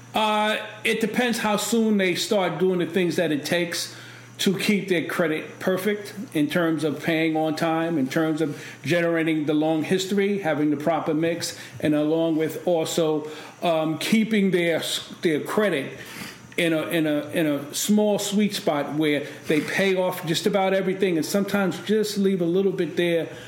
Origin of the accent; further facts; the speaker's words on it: New York City, New York, United States; I grew up in East New York